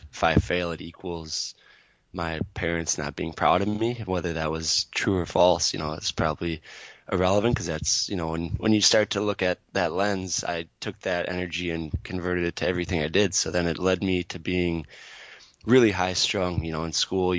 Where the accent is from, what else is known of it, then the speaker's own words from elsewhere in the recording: Twin Cities area, Minnesota, United States; I grew up in just outside of the Twin Cities area